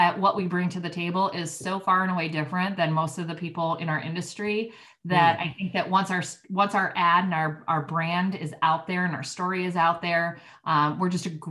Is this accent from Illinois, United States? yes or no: yes; Oak Park, Illinois, United States; also born or lived in Champaign, Illinois; I was kind of born and raised in Oak Park. So I grew up in Oak Park